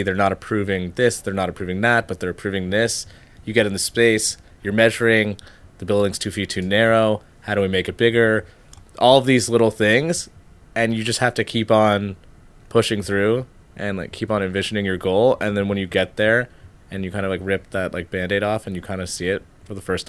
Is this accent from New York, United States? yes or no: yes; New York City, New York, United States; I'm from New York City.